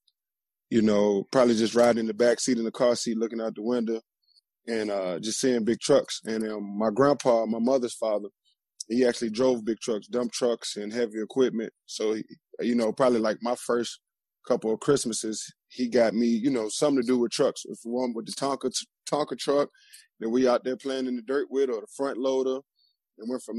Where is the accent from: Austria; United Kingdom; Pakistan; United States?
United States; Richmond, Virginia; moved away as an adult; also born or lived in Glen Allen, Virginia / Columbus, Ohio; I'm from Richmond, Virginia. Right there, I moved from closer to the city, to the northeast side of town, which is Glen Allen, but it's still considered Richmond. I grew up there